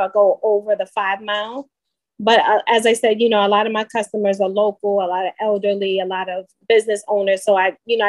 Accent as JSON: {"language": "English", "region": "New York", "country": "United States", "said": "I'm from New York. I'm a New York notary"}